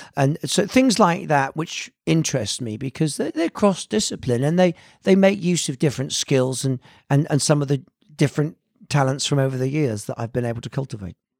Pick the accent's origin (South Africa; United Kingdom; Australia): United Kingdom; Bampton, South West England; also born or lived in Hammersmith, London / Italy; growing up in the West Country, you know, in this small house